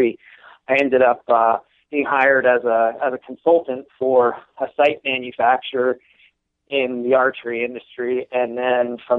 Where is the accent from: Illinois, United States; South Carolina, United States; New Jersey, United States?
New Jersey, United States; northwest; I grew up in the northwest portion of the state